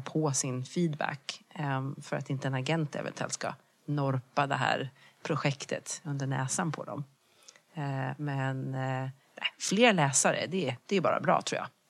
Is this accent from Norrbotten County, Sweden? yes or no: no; Växjö, Kronoberg County, Sweden; moved away as an adult; also born or lived in Lund / London; Jag kommer från Småland, jag kommer från Växjö